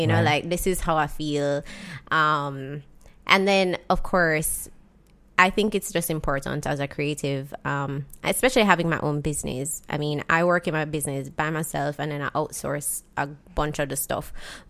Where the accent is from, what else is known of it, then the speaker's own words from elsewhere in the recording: Jamaica; Growing up in Jamaica, so my parents are separated, right? So I have like 2 different lives growing up from when I was a kid. First, like I used to live with my dad and he lived in Mountain View area.